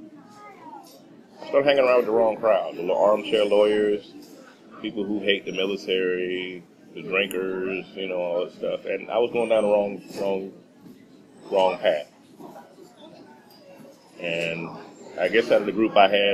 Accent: Texas, United States; moved away as an adult; also born or lived in Minot; I grew up in Texas

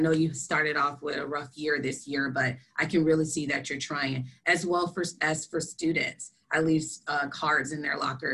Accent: Florida, United States; now in South Dakota, United States; I am originally from Florida

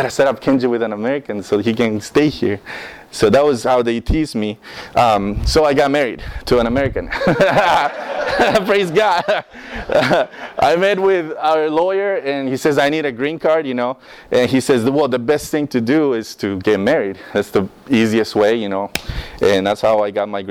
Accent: Costa Rica; English is a second language; moved away as an adult; now in United States; I'm from Costa Rica. I was born in Costa Rica, raised in Costa Rica 18 years of my life

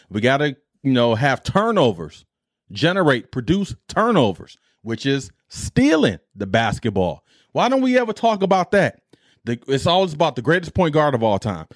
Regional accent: Detroit, Michigan, United States; my team I grew up with in Detroit

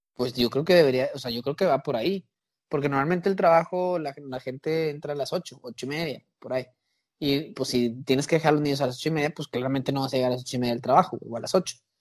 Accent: Mexico

